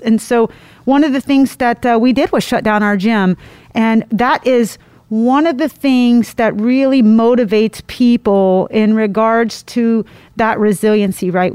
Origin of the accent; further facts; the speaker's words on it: Indiana, United States; I'm from Indiana, so uh, that is part of who we are uh, is country